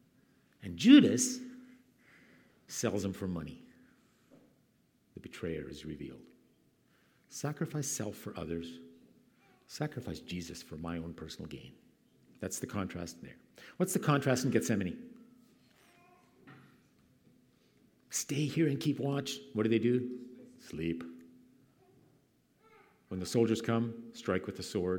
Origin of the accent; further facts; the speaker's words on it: Canada; moved away; Where I grew up in Canada